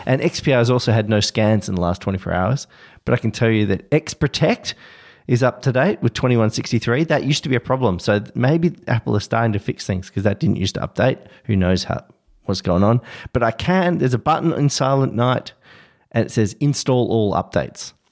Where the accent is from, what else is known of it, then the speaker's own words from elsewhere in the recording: Australia; as an Australian